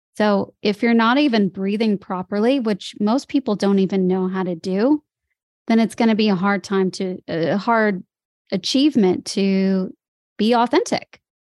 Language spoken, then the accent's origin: English; Chicago, Illinois, United States; moved away as an adult; also born or lived in Los Angeles, United States; now in Sydney, Australia; I grew up in Chicago